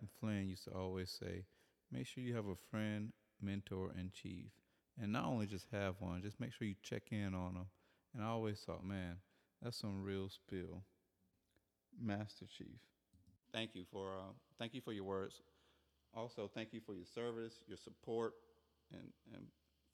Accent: Bahamas; moved away; I'm from the Bahamas.

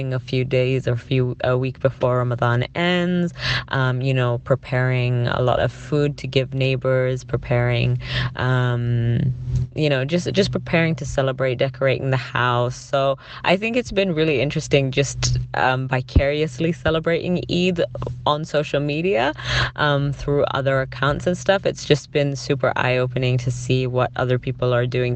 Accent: London, United Kingdom; now in Canada; growing up, I grew up in England, in South London

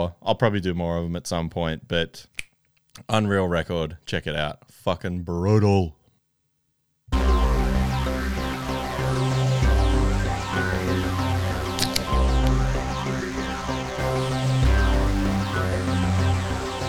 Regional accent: Canberra, Australian Capital Territory, Australia; growing up in Canberra and playing in hardcore bands

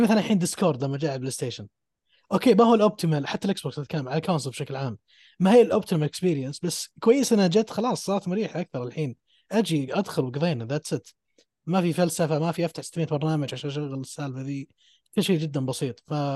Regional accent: Saudi Arabia; عندنا في السعوديه

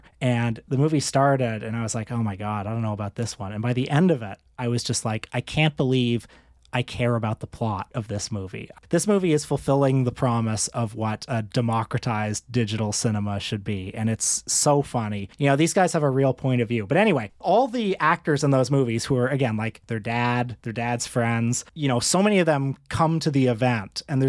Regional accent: Toronto, Ontario, Canada; And I said, oh … from Toronto.

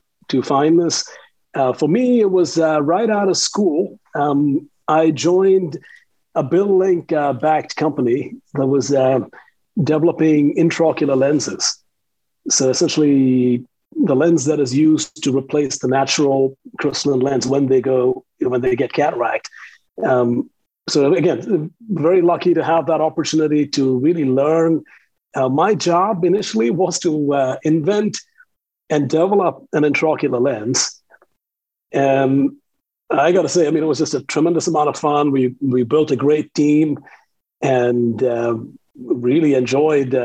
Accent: India; moved away as an adult; also born or lived in Tucson, Arizona / Southeast Asia; I come from India, born and raised in India, a modest upbringing

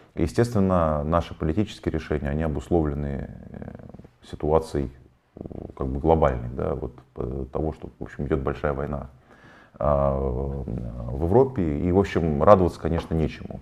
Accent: Tomsk, Tomsk Oblast, Russia; moved away; я из Томска

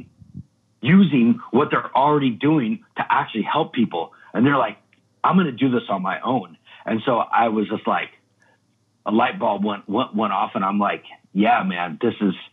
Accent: Redding, California, United States; moved away as an adult; also born or lived in Old Shasta, California; now in Brooklyn, United States; I'm from Reading, California. That's my hometown. I'm actually from Old Shasta, but Reading was it's like right next to it

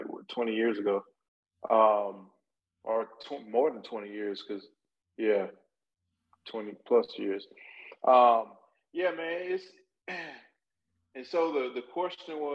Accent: Macon, Georgia, United States; moved away; we're from Macon

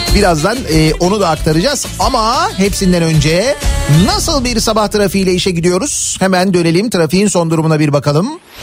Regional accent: Istanbul, Turkey; ben oralıyım ondan dolayı biliyorum işte Koca Mustafa Paşa ne bileyim ben Yedikule, e, Zeytinburnu, Cerrahpaşa o taraflarda

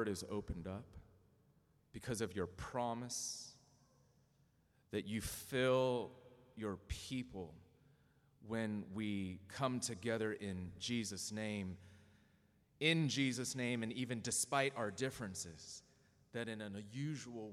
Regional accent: Southern California, United States; also born or lived in Dayton, Ohio; I was born in Dayton, Ohio, to two immigrants from South Korea, and raised in a culturally Korean home in Southern California

